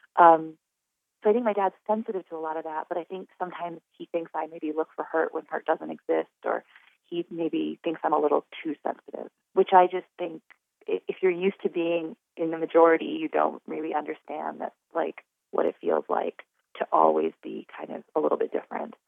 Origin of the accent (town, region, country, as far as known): Wyoming, United States